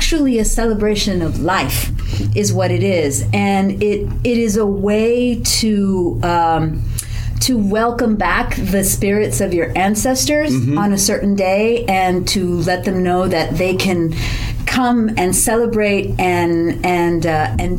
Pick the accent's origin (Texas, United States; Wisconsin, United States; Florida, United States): Texas, United States; South; I grew up in South Texas